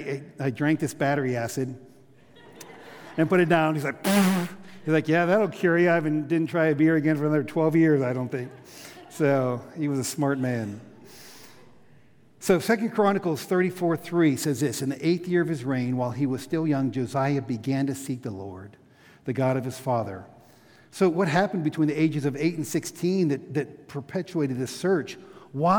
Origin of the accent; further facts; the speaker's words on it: Pittsburgh, Pennsylvania, United States; I grew up in Pittsburgh